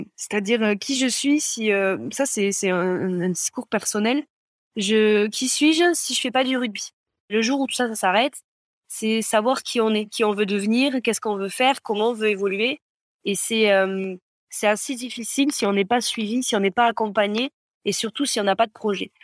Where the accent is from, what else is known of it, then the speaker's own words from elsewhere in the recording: Gers, Occitania, France; moved away as an adult; now in Pau, France; Je suis originaire du Gers, mais j'habite à Pau depuis maintenant une, dizaine d'années.